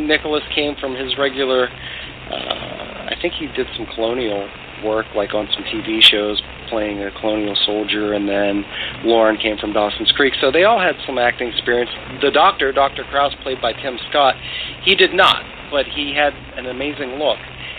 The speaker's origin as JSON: {"language": "English", "country": "Ireland", "said": "I'm Irish. I've always been a huge fan and admirer of bare knuckle boxing."}